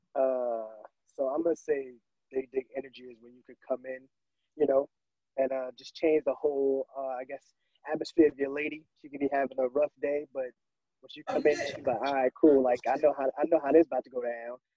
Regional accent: New York City, New York, United States; I'm from Queens, New York

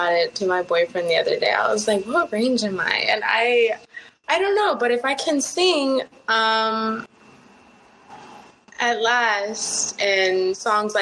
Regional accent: Los Angeles, California, United States; first language Spanish; English is a second language; I grew up speaking Spanish with my family, but now I'm living out here in Los Angeles

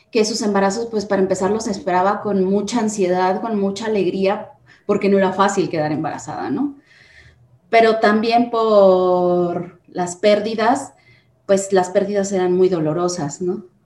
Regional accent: Guanajuato, Mexico; Pues eh, soy de Guanajuato Capital, pero soy hija de minero, entonces he viajado muchísimo.

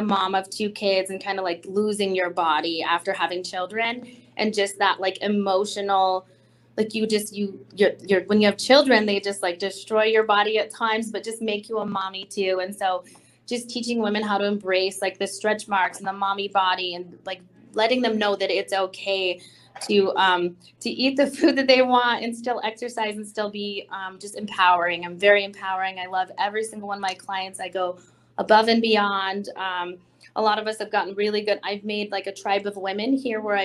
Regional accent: eastern plains of Colorado, United States; Grew up in the eastern plains of Colorado, and now I live in the northern part

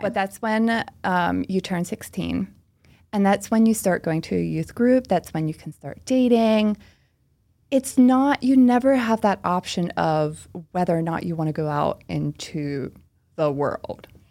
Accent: Oxford, Pennsylvania, United States; first language Pennsylvania Dutch; English is a second language; moved away as an adult; now in Philadelphia, United States; I am from a small town called Oxford, P A, which is in Chester County, Pennsylvania.

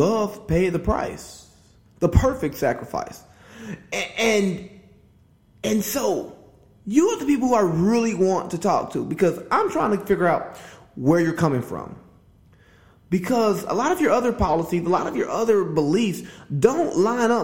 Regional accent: Georgia, United States; my home state, Georgia.

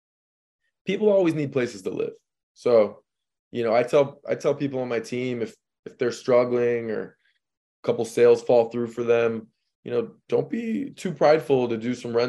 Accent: St. Louis, Missouri, United States; moved away as an adult; now in Miami, United States; I'm from St. Louis. I moved here not knowing one person in the state of Florida.

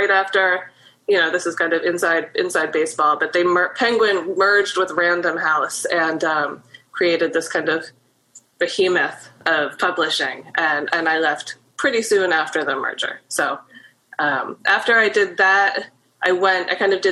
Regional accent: Maryland, United States; moved away as an adult; also born or lived in New York; now in Baltimore, United States; I grew up in Maryland, and I graduated from the University of Maryland.

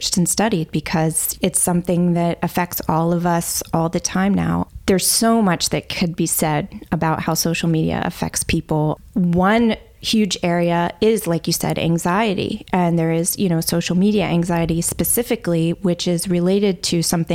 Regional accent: Delaware, United States; I am originally from Delaware.

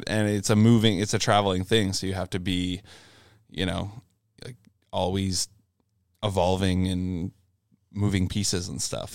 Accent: Brockville, Ontario, Canada; I grew up in Brockville, Ontario, which is in between Kingston and Ottawa pretty much

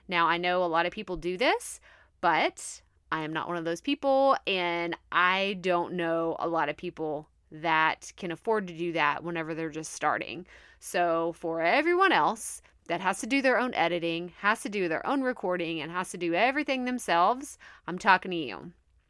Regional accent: Texas, United States; accent: Texas twang; When I go home or I talk to one of my best friends from my hometown, like, yeah, it comes out a little bit stronger. You can definitely hear that Texas twang, like, really, really bad.

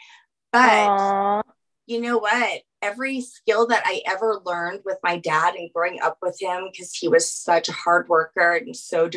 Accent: New Orleans, Louisiana, United States; now in Aurora, United States; I'm originally from New Orleans

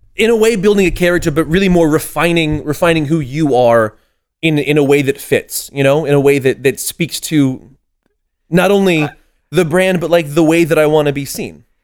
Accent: San Diego, California, United States; born or raised there; moved away as an adult; also born or lived in Boston

